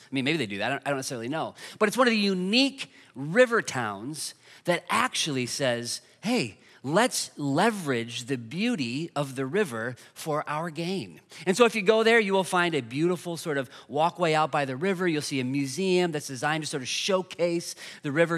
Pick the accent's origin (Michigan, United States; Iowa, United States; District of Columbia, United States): Iowa, United States; Dubuque; moved away as an adult; now in Iowa City, United States; I'm originally from Dubuque